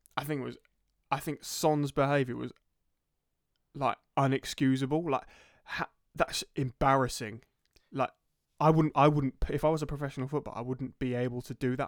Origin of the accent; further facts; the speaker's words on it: Crawley, South East England, United Kingdom; I'm from Crawley, and listeners, I'm from Crawley, so I, you know, I saw support Crawley Town as well